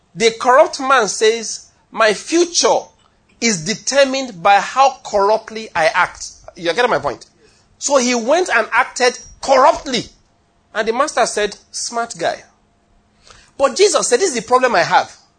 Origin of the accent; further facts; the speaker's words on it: Ondo, Nigeria; moved away as an adult; also born or lived in Benin City, Edo / Taraba / Lagos; now in Enugu, Nigeria; I was born in Ondo State, did my university, University of Benin